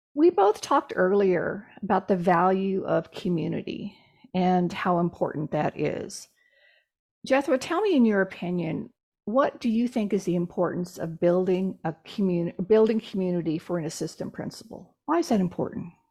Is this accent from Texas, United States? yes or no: yes; Texas, United States; I'm from Texas, so I have a direct, I have a very direct sense of humor.